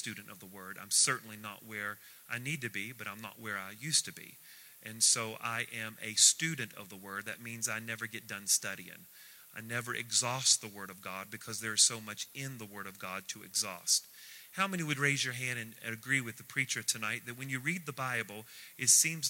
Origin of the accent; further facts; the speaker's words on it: United States; We are very Christianized. We're very American